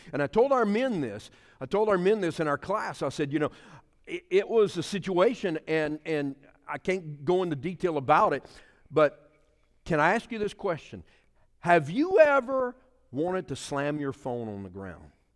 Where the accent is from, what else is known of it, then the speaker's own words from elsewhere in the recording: Pointe-aux-Chênes, Louisiana, United States; I'm a Cajun boy from the Puente Sauces